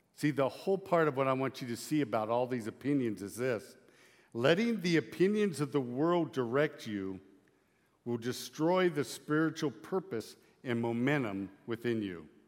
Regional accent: Lyman, Nebraska, United States; I'm from Lyman, Nebraska.

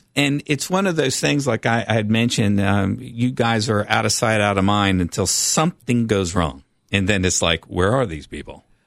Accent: Knoxville, Tennessee, United States; I've been in Knoxville since I was nine. Nineteen se-, sixty-nine, nineteen seventies, when, when I, uh, was brought here. My parents grew up in Knoxville. So, uh, I've always thought of this, uh, ho-, my, my hometown

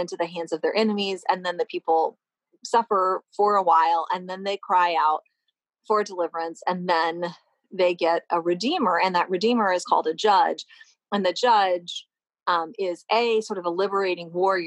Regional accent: Louisville, Kentucky, United States; I'm from Louisville

